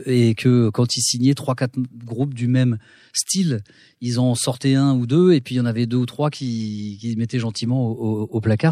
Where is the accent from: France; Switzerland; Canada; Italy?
France; Cergy-Pontoise, Île-de-France; on a grandi à Cergy-Pontoise dans un petit pavillon de banlieue tranquille